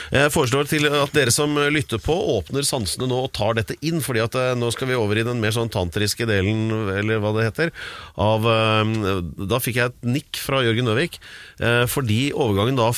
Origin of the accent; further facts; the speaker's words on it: Drammen, Buskerud, Norway; also born or lived in Hokksund; jeg vokste også opp i Drammen, nemlig.